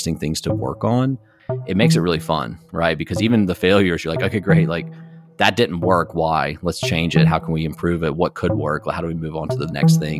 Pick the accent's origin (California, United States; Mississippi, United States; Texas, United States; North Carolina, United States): North Carolina, United States; Blowing Rock; moved away as an adult; also born or lived in Durham, North Carolina; me growing up here